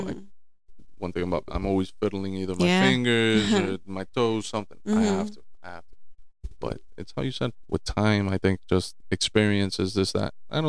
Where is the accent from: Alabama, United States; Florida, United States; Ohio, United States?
Florida, United States; Miami; born there; also born or lived in New Jersey; Just I was born down here in Miami, but spent some time up in Jersey